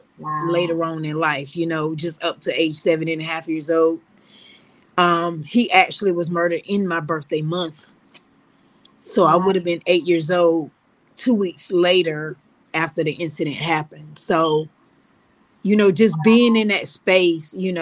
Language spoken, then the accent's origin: English; Loris, South Carolina, United States; I'm South Carolina born and raised